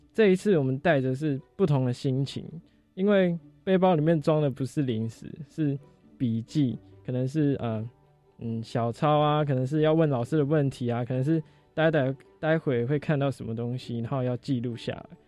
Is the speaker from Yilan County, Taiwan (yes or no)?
yes; Yilan County, Taiwan; 我是中华科技大学现在大三建筑系的同学，来自宜兰， 那个土生土长的宜兰